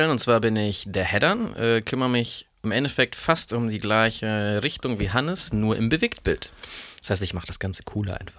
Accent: Baden-Württemberg, Germany; Ähm, eigentlich aus dem tiefsten äh, Schwarzwald, soweit ich weiß.

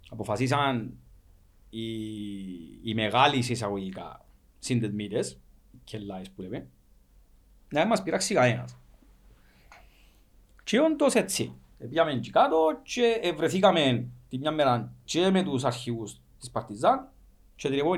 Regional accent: Cyprus; Εμείς είμαστε από την Κύπρο. Ήρθαμε για παιχνίδι.

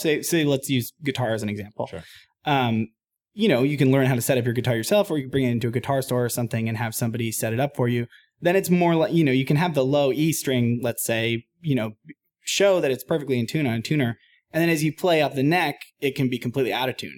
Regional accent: Boston, Massachusetts, United States; I grew up in Boston, Mass, uh, playing in kind of punk bands and stuff in high school

